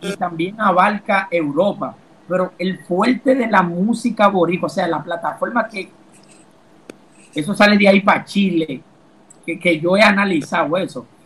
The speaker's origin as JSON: {"language": "Spanish", "country": "Dominican Republic", "said": "tengo que incluirme como dominicano"}